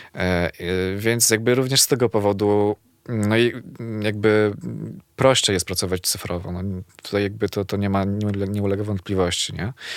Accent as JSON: {"language": "Polish", "town": "Zawiercie", "region": "Silesian Voivodeship", "country": "Poland", "moved": "as an adult", "lives_now": "Warsaw, Poland", "said": "jestem z Zawiercia"}